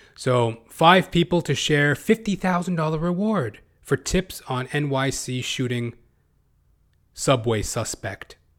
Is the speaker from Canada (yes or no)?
yes; Canada; as a Canadian, as a Canuck